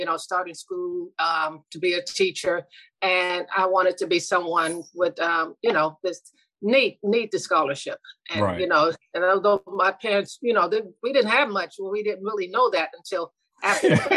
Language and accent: English; Youngstown, Ohio, United States; moved away; I'm from originally from Youngstown, Ohio. I'm the second oldest of nine children. And I grew up with my mom